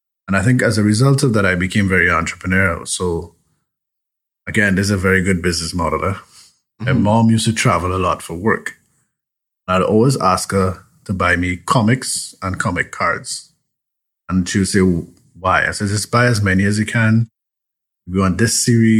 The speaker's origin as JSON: {"language": "English", "town": "Chaguanas", "country": "Trinidad & Tobago", "tie": "born or raised there", "also_born_or_lived": "San Fernando, Trinidad and Tobago", "moved": "yes", "lives_now": "Toronto, Canada", "said": "I lived in Chaguanas, went to school in San Fernando"}